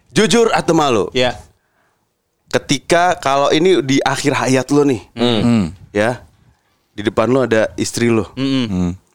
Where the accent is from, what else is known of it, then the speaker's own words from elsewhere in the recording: West Java, Indonesia; nah yang bikin gue malu emang gue orang Sunda nggak bisa dilepaskan dari apapun.